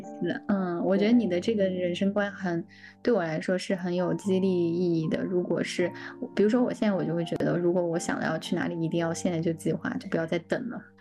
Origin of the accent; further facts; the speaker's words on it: Sichuan, China; moved away; 我的吃货的这个基因就是在四川，就我老家被培养出来的